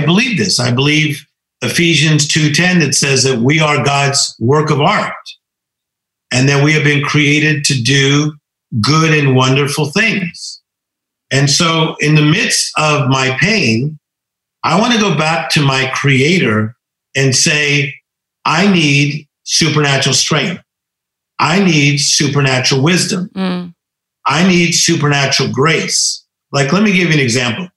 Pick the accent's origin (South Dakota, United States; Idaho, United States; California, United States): California, United States; Compton; as poor as we were growing up in Compton, California